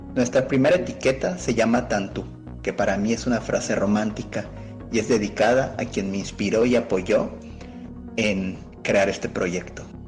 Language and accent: Spanish; Yucatán, Mexico; moved away as an adult; also born or lived in Mérida; now in Valle de Guadalupe, Mexico; fundador del proyecto Barón del Vino, de origen yucateco y actualmente radicando en Valle Guadalupe